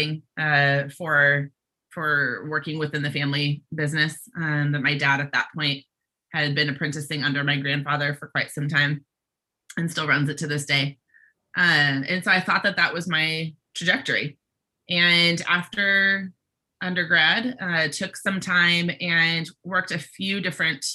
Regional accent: Bay Area, California, United States; I grew up in the Bay Area

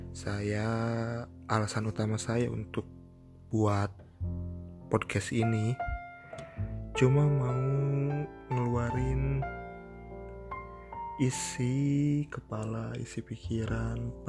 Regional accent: Cianjur, West Java, Indonesia; now in Bandung, Indonesia; oh iya saya aslinya Cianjur gitu ya anak rantau lah di Bandung

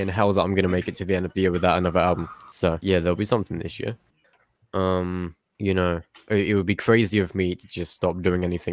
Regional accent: England, United Kingdom

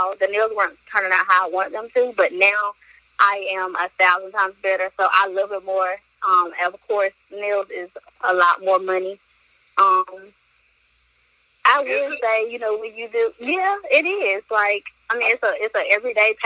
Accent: Wilson, North Carolina, United States; also born or lived in Alamance County, North Carolina; from Wilson, North Carolina

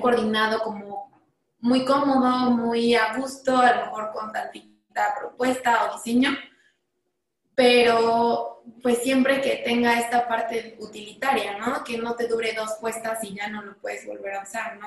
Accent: Mexico; como diseñadora mexicana

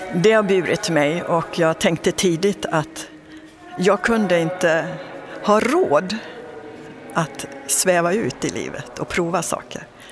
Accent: Dalarna County, Sweden; jag född och uppväxt i en liten by i Dalarna

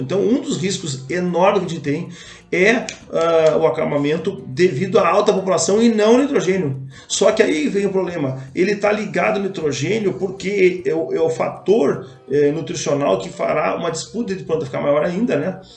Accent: Brazil; eu sou brasileiro, então torço por nós aqui

